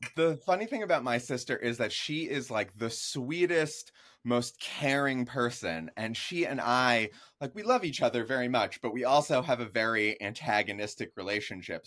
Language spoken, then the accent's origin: English; Jupiter, Florida, United States; also born or lived in New York; when I'm four years old, we moved to South Florida. I grew up in Palm Beach County in a place called Jupiter